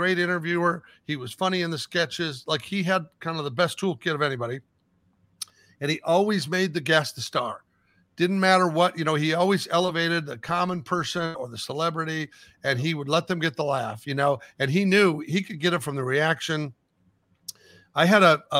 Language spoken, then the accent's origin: English; New Jersey, United States; I was born in Jersey